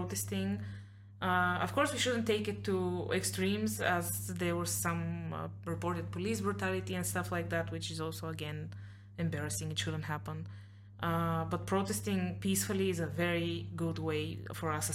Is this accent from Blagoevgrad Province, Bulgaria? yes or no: yes; Blagoevgrad, Blagoevgrad Province, Bulgaria; I do watch Pirin because it's my hometown team